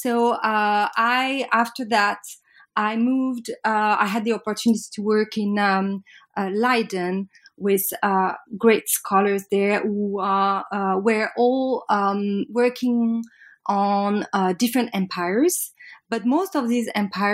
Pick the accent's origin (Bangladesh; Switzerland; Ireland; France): France; Paris, Île-de-France; I'm French from Paris, and I did my undergrad in Paris La Sorbonne